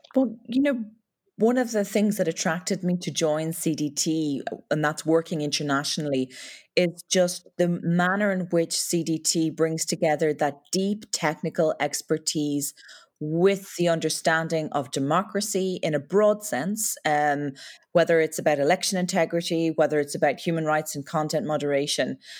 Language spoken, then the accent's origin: English; Ireland; accent: Irish lilt; As your listeners can probably tell from the Lilton, my accent, I come from uh, Ireland